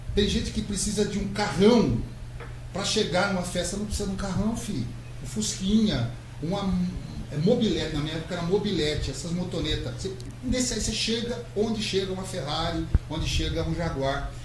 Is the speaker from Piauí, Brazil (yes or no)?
no; São Manuel, São Paulo, Brazil; minha infância eu passei por São Manuel. Não nasci exatamente Olha. na cidade de São Manuel. Nasci em Aparecida de São Manuel.